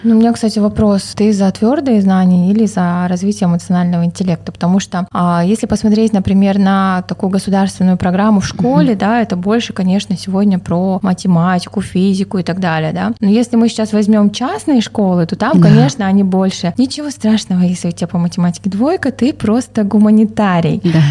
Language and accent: Russian; Kazakhstan; Мы, казахи